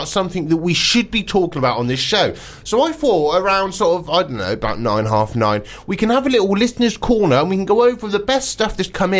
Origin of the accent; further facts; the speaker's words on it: Wiltshire, South West England, United Kingdom; moved away; also born or lived in Devon; I'm from Wiltshire originally. There's no coastline in Wiltshire.